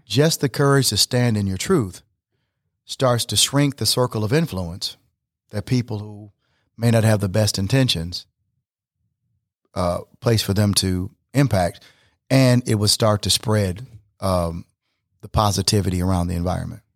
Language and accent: English; Flint, Michigan, United States; growing up in Flint, Michigan